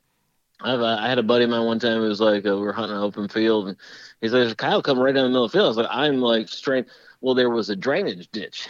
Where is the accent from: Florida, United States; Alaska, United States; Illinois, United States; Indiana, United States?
Illinois, United States; Chicago; I'm from Chicago